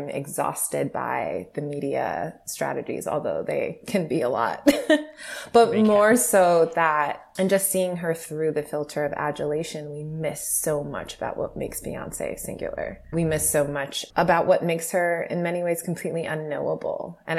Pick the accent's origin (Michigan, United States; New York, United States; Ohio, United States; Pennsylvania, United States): New York, United States; New York City; I'm from Brooklyn, like I'm from Canarsie, I'm from … territory, right?